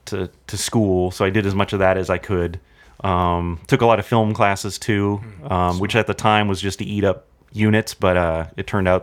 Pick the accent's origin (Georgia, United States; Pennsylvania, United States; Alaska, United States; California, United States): California, United States; Anaheim; now in Burbank, United States; I grew up in Anaheim.